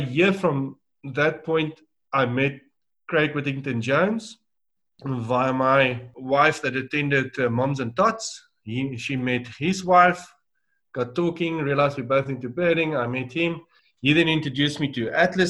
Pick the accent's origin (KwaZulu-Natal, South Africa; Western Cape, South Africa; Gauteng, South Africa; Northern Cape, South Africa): Gauteng, South Africa; Pretoria; I grew up in Pretoria, schooled and university.